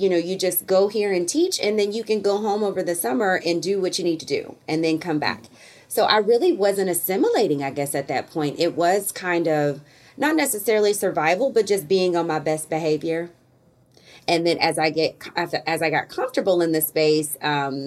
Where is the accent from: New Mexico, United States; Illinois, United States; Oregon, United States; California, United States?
Illinois, United States; Alton; my hometown of Alton, Illinois